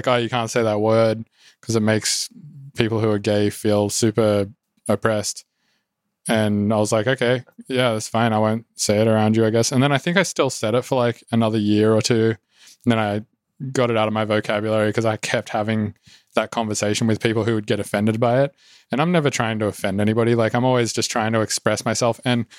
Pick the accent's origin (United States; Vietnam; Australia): Australia; Oh, so I was like from Australia, and in Australia, culturally, it's fine to say some words.